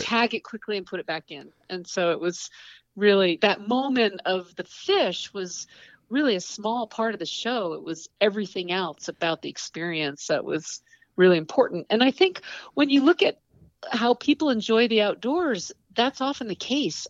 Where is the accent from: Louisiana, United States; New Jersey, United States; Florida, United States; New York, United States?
New York, United States; Saranac Lake; I was born in the Adirondacks in upstate New York, and um, it's a really rural area and the mountains were my playground.